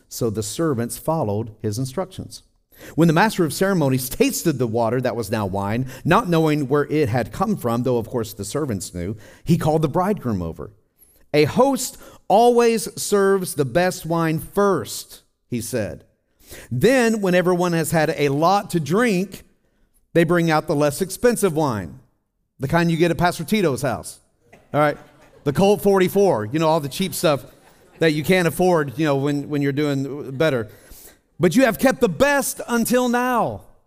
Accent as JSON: {"language": "English", "region": "Tennessee", "country": "United States", "also_born_or_lived": "Colorado / Midwest", "moved": "yes", "lives_now": "California, United States", "said": "I'm from Tennessee"}